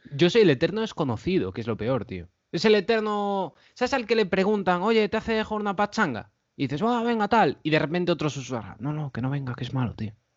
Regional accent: A Coruña, Galicia, Spain; yo soy de Coruña

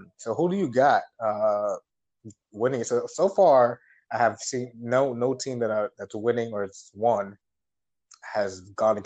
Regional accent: New York, United States; someone who's from New York

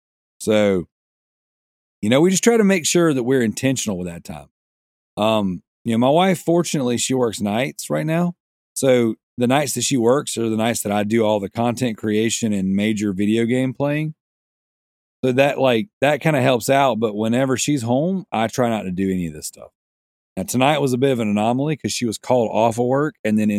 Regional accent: Australia; There you go. I'm Australian. I can make my own rule.

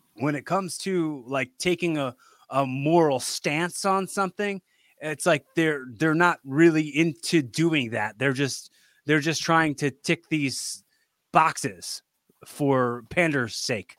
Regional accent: Philadelphia, Pennsylvania, United States; I'm from Philly. I know how Philly people are

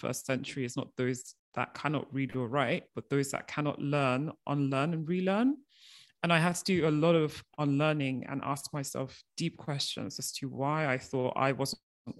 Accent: Nigeria; moved away as an adult; also born or lived in United Kingdom; I am of Nigerian origin, and the year I was born, my parents started off our family business.

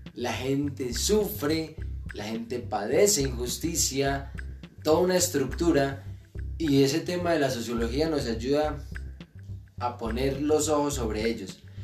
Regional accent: Oporapa, Huila, Colombia; el municipio de Oporapa. Feliz, contentísimo de donde soy

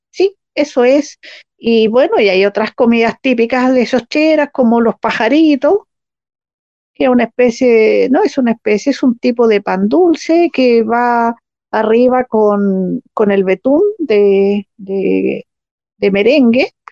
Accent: Biobío, Chile; moved away; also born or lived in Temuco; la región del Biobío, de donde yo soy

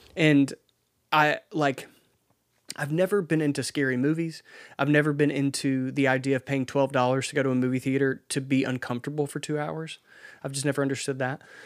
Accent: Laurel, Mississippi, United States; in Mississippi, I, I grew up in Laurel

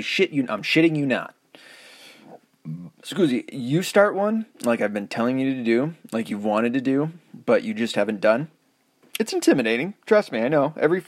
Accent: the South, United States; accent: southern; Man, I've really noticed that my southern accent is almost all but gone.

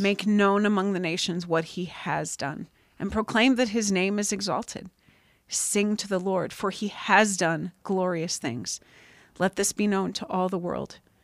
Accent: Pennsylvania, United States; moved away as an adult; I came out here from Pennsylvania for college

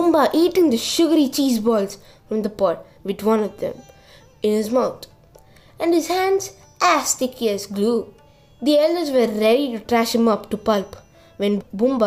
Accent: Odisha, India; my home state, Odisha.

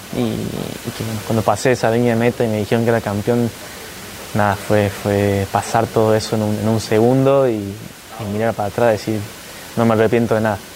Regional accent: Argentina; el primer argentino campeón del mundo

